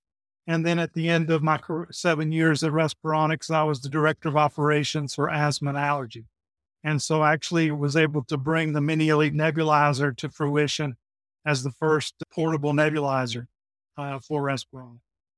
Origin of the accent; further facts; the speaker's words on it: Griffin, Georgia, United States; accent: Southern; now in Peachtree City, United States; As you can tell, I have the Southern accent. So I came from Griffin, Georgia. I live here in Peachtree City, Georgia. I've always lived in Georgia